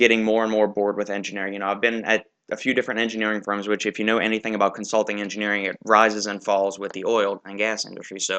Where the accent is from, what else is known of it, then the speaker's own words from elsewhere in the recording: Kenner, Louisiana, United States; also born or lived in New Orleans, Louisiana; I was born in 1985 in New Orleans, Louisiana, lived in Kenner